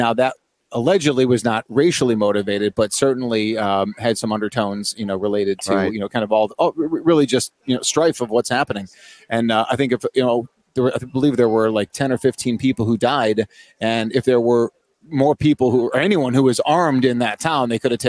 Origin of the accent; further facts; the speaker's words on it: Chicago, Illinois, United States; moved away as an adult; now in Phoenix area, United States; my hometown is 30 years of Chicago, but I left that place.